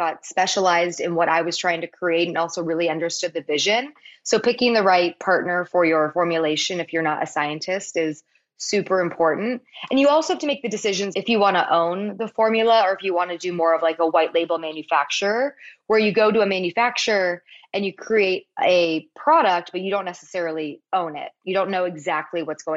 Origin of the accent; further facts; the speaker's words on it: Palos Verdes, California, United States; my hometown of Palos Verdes